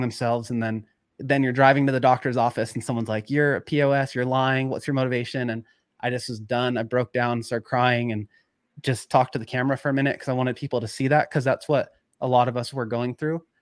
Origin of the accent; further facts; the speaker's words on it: Chico, California, United States; I grew up in Chico, it's just lava cap everywhere